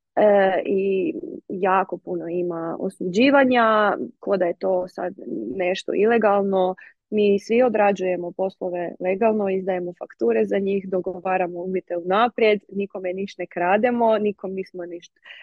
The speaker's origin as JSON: {"language": "Croatian", "region": "Međimurje County", "country": "Croatia", "said": "ja sam iz Međimurja"}